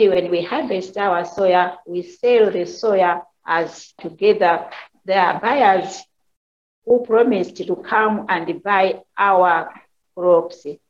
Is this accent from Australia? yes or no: no; Malawi; from Malawi. I am a farmer.